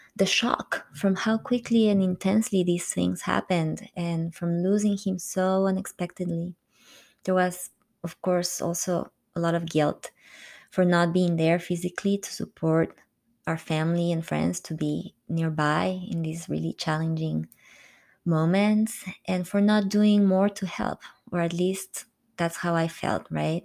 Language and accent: English; Quito, Pichincha, Ecuador; moved away as an adult; also born or lived in France; my hometown, Quito